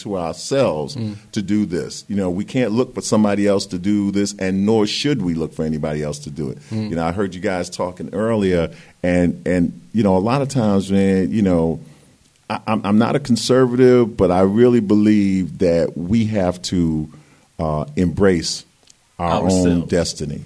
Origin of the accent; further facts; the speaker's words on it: New York City, New York, United States; moved away as an adult; now in California, United States; I'm from Brooklyn.